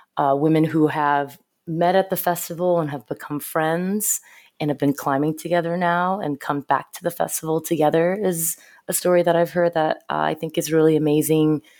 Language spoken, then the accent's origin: English; Southern California, United States; moved away as an adult; also born or lived in Seoul, South Korea / Los Angeles / San Francisco; now in New York, United States; I grew up in Southern California